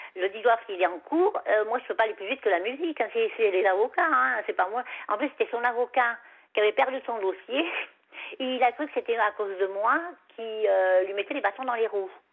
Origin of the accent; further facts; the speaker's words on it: Savoie, Auvergne-Rhône-Alpes, France; moved away; chez moi en Savoie, parce que moi en Savoie, quand, quand j'habite en Savoie, j'avais un petit chemin comme ça, puis il y, avait mon chalet, quoi. Enfin, le chalet de mes parents